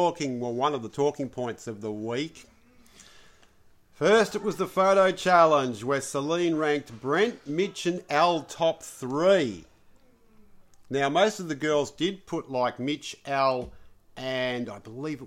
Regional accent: Sydney, New South Wales, Australia; because you know how I'm from the Northern Beaches, baby. You know, the comb over Northern Beaches.

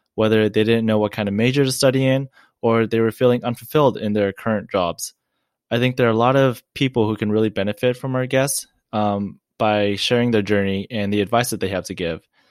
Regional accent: Orange County, California, United States; I'm from Orange County, California, and I'm a first generation Asian American that was born here from my family

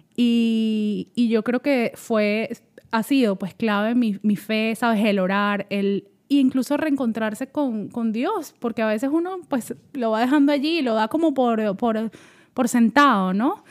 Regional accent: Caracas, Capital District, Venezuela; moved away as an adult; now in Atlanta, United States; soy de Caracas, Venezuela, y allá viví toda mi vida hasta que me vine para Estados Unidos.

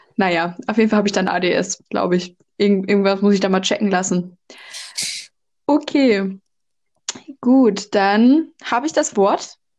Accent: North Rhine-Westphalia, Germany; moved away as an adult; now in France; normalerweise komme ich aus NRW

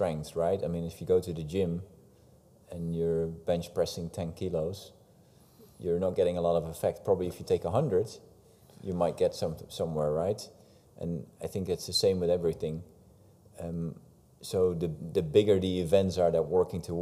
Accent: Netherlands; the Calvinistic background we have in the country

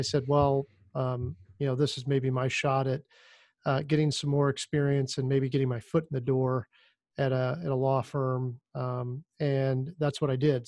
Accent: Indiana, United States; also born or lived in Miami; I ended up coming back to Indiana, which is my, my home state

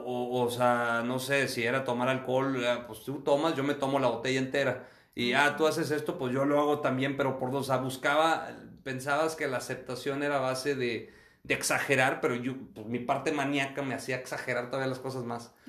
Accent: Acuña, Coahuila, Mexico; now in Monterrey, Mexico; yo nací aquí en Monterrey, pero mi familia es de Acuña, crecí en Acuña, ambiente de rancho

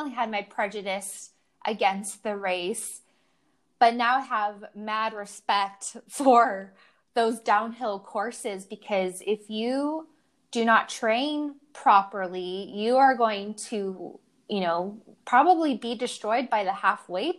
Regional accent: San Francisco, California, United States; now in Sausalito, United States; I'm from San Francisco

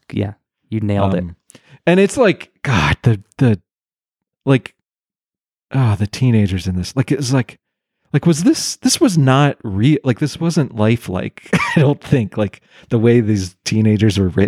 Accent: Pennsylvania, United States; I'm I'm from Pennsylvania right.

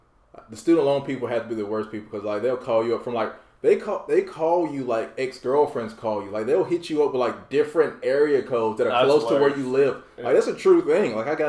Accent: Goldsboro, North Carolina, United States; my hometown, like, area code. I'm like, wait a minute, you guys aren't there in Goldsboro.

